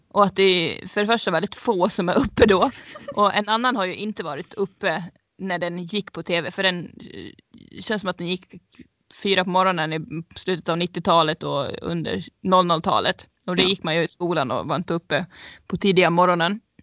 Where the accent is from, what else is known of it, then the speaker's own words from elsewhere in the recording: Sweden; vi som svenskar